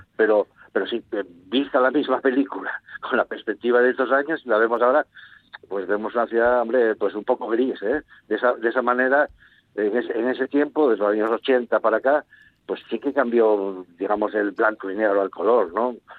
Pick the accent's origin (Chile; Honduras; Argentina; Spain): Spain; Gijón, Asturias; los gijoneses, de juntarnos y de asociarnos